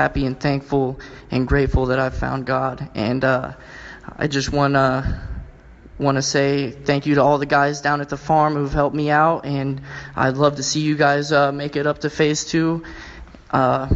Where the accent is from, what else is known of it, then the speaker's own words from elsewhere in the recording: Columbus, Ohio, United States; I'm 26 from Columbus, Ohio